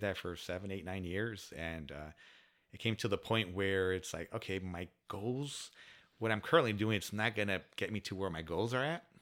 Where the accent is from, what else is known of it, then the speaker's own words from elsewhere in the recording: San Diego, California, United States; also born or lived in Coronado; born and raised in San Diego. So I'm a s, s, local San Diegan